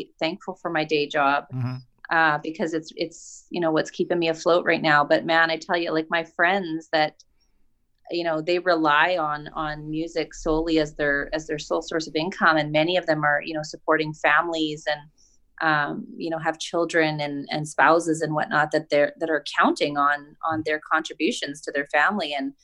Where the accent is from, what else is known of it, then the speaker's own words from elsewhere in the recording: Dauphin, Manitoba, Canada; I grew up in Dauphin